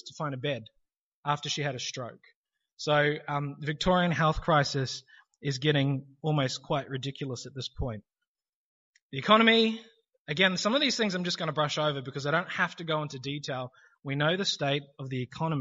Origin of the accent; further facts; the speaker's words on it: New Zealand; now in Australia; I'm originally from New Zealand